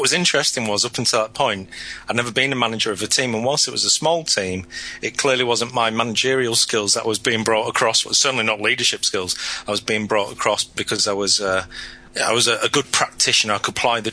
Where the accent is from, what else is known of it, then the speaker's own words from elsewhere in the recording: Lancashire, North West England, United Kingdom; moved away; I'm originally from Lancashire in the northwest of England, just north of Manchester